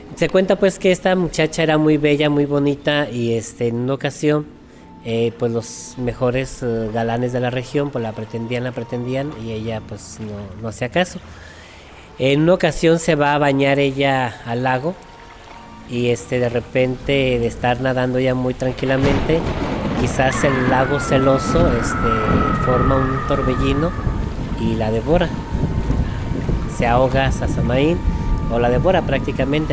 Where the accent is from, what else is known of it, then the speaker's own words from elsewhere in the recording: Jamay, Jalisco, Mexico; soy de Jamay